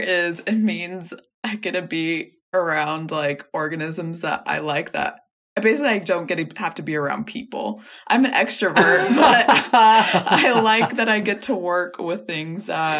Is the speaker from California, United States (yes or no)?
yes; California, United States; moved away as an adult; I'm originally from California